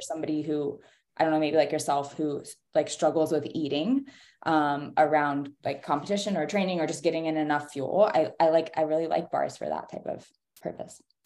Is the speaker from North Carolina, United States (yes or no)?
yes; North Carolina, United States; growing up in North Carolina